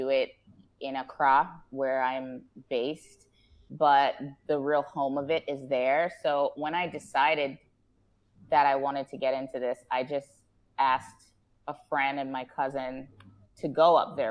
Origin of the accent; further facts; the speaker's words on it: New Jersey, United States; moved away as an adult; now in Ghana; I was born and raised in New Jersey in the U.S. and my father is Ghanaian, but my mom is African-American.